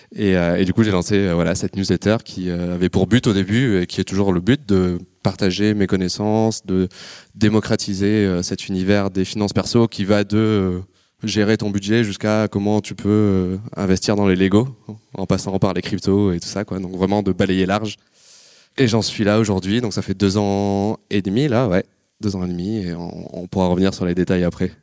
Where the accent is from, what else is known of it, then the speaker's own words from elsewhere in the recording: Marseille, Provence-Alpes-Côte d'Azur, France; je suis né à Marseille, fac d'éco